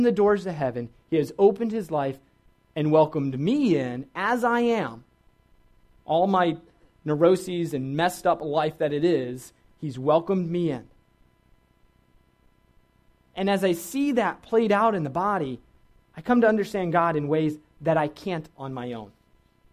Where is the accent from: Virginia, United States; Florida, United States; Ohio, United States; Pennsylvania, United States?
Virginia, United States; I grew up in Virginia, which is a great place.